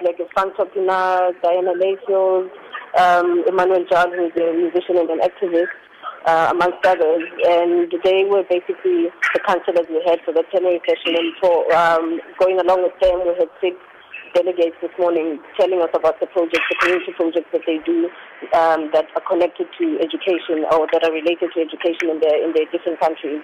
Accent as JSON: {"language": "English", "country": "South Africa", "said": "in my home soil"}